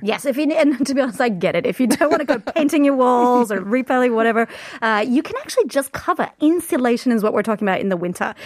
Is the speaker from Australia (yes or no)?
yes; Queensland, Australia; I'm from Queensland